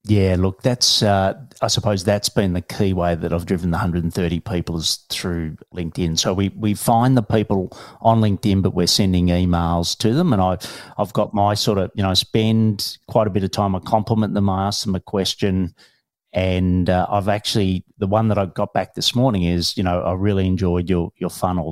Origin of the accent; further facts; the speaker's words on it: Melbourne, Victoria, Australia; I'm from Melbourne, Australia